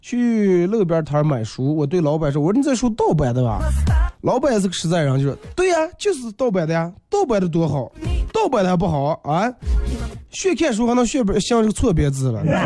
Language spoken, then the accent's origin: Chinese; Inner Mongolia, China